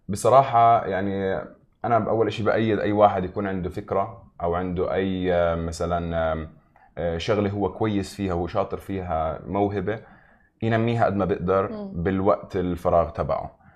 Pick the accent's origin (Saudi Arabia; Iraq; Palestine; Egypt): Palestine; Nablus, West Bank; now in Dubai, United Arab Emirates; انا من مدينه من فلسطين اسمها نابلس